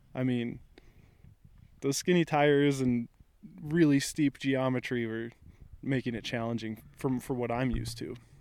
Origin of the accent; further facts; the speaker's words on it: Front Range of Colorado, United States; So I grew up in the Front Range of Colorado